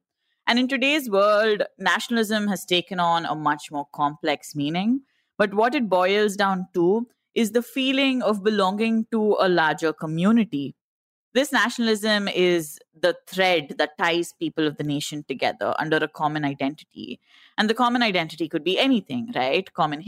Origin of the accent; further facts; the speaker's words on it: India; only thing that makes us Indian, apart from our passports, is the fact that we all believe that we're Indian. It's the fact that we all feel something when we sing the national anthem or watch the Indian cricket team.